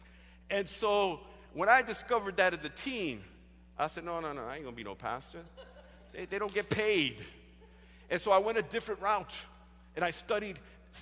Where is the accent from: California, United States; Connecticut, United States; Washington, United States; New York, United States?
New York, United States; New York City; We grew up in Spanish Prospect there in the South Bronx.